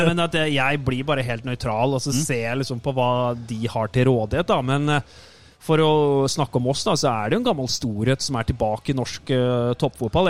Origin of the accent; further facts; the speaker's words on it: Moss, Østfold, Norway; moved away; Sprint Jeløy der jeg kommer fra i, i Moss